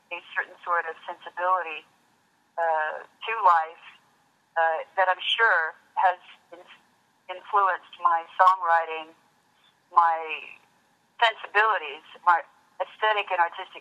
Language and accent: English; Kansas, United States; moved away as an adult; now in San Francisco, United States; Kansas, well, it's where I grew up. It's where I lived all of my life until, 18 on up